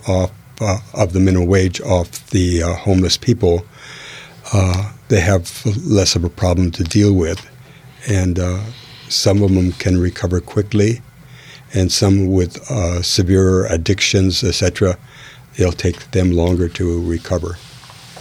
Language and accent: English; Renton, Washington, United States; also born or lived in Minneapolis, Minnesota / Seattle, Washington; I was born in Minnesota, in Minneapolis, Minnesota